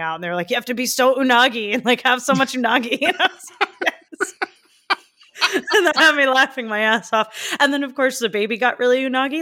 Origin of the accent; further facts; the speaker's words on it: Canada; Since I'm from Canada, growing up, we, we honestly didn't learn much about our First Nations people